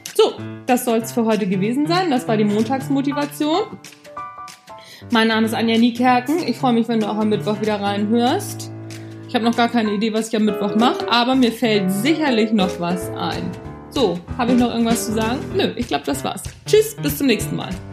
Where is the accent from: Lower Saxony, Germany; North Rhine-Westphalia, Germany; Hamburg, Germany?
Hamburg, Germany; Mir hört man das einfach an, aus welcher Gegend ich komme. Ich bin halt eine Hamburger Pflanze